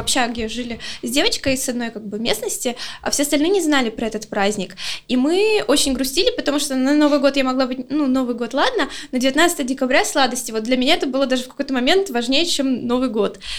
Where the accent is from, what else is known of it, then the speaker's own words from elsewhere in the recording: Luhansk, Luhansk Oblast, Ukraine; я просто с Украины, э, ну, Луганска